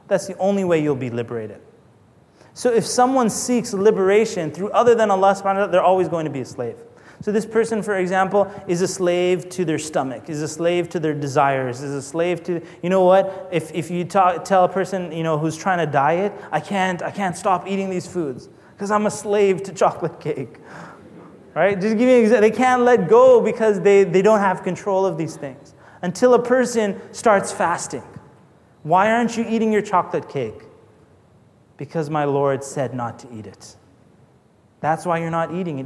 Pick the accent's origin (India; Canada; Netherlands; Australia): Canada; I'm not American anyway. I'm Canadian